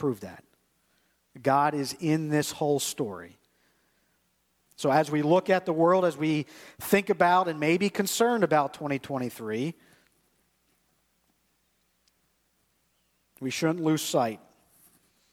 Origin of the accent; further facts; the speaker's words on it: United States; I grew up in the United States of America where everybody's pretty much Christian.